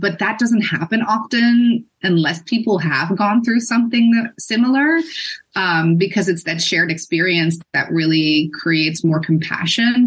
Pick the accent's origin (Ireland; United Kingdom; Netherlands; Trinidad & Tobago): Netherlands; moved away as an adult; also born or lived in Boston, United States; I am a cisgender white female that is born and raised in the Netherlands.